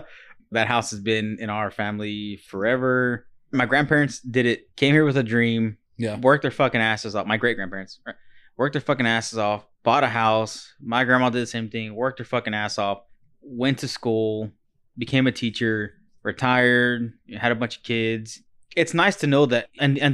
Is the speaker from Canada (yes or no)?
no; United States; born there; it's not my fault that I was born in America.